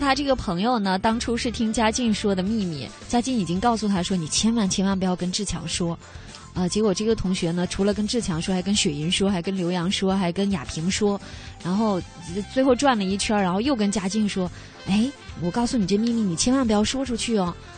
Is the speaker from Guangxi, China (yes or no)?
yes; Guangxi, China; 我是广西人